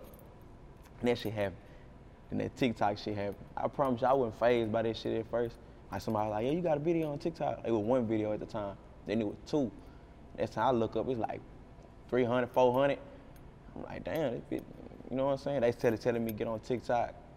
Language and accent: English; Jacksonville, Texas, United States; I'm from Texas. Like, this the only land I know.